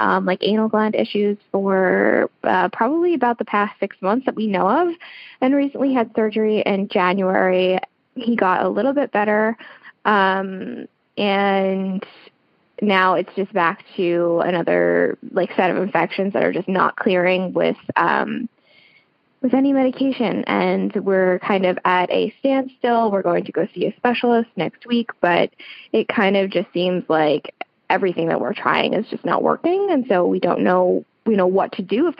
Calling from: New York, United States; I'm calling from

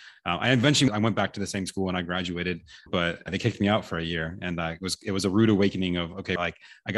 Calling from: Austin, Texas, United States; I am located in Austin, Texas, USA.

